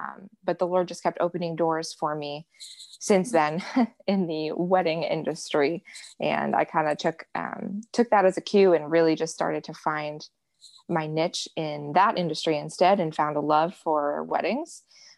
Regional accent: New England, United States; moved away as an adult; also born or lived in New Hampshire; now in Buffalo, United States; I grew up in New England. I grew up a practicing Catholic in a family that practiced Catholicism

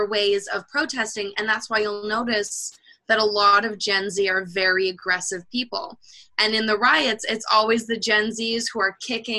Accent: Canada; As a Canadian

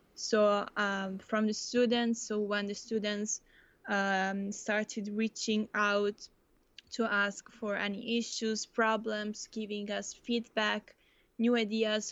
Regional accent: Italy; moved away as an adult; now in Netherlands; also come from Italy

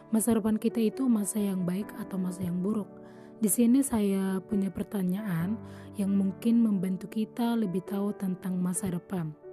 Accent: Toba, North Sumatra, Indonesia; Asal saya dari Kabupaten Tuba, Sumatera Utara.

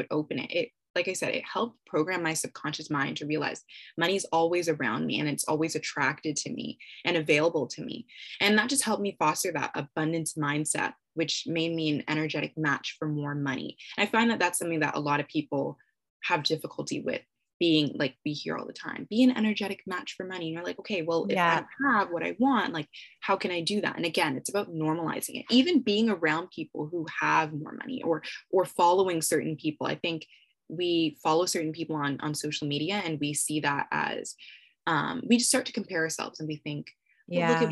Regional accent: Canada; I'm Canadian

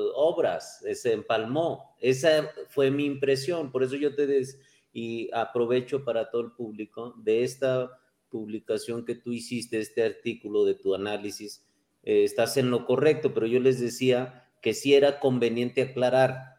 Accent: Fresnillo, Zacatecas, Mexico; creo en Fresnillo, porque soy de Fresnillo

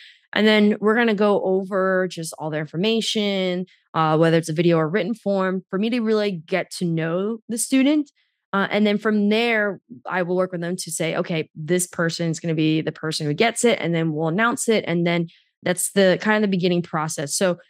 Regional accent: New York, United States; I grew up in the New York City, New Jersey area

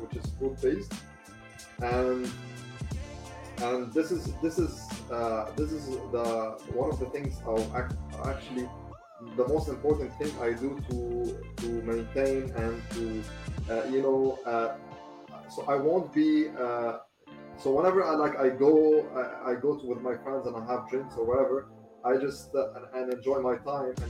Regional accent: Lebanon; in my home country, Lebanon.

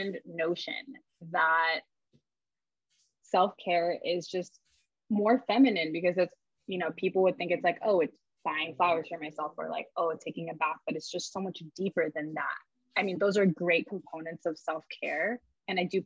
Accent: East Coast, United States; moved away; I'm from the East Coast.

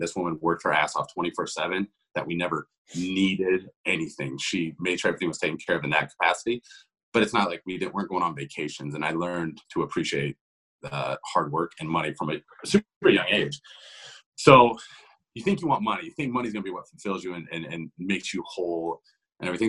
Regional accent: Ohio, United States; also born or lived in Columbus, Ohio; I'm from Ohio. I'm born and raised here. I've been here my entire life.

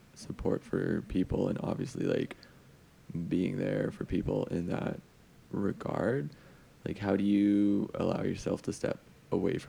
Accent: Alberta, Canada; I'm also from Alberta

